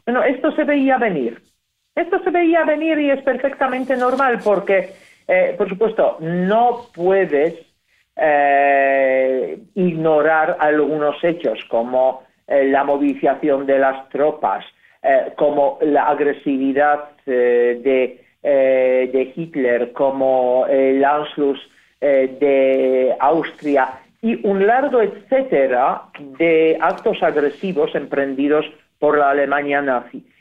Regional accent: Poland; Spanish is a second language

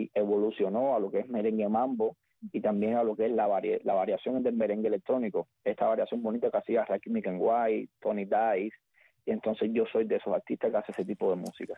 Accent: Güines, Mayabeque, Cuba; moved away as an adult; Nací en Cuba, como bien dice, eh, en un municipio de la antigua provincia de Habana que se llama Wines, es un municipio de, campo. Entonces soy de allí

